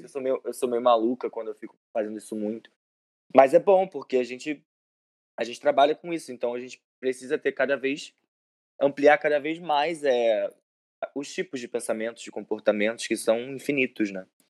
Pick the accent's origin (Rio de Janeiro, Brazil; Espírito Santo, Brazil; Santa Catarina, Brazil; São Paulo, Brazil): Rio de Janeiro, Brazil; Macaé; eu sou de Macaé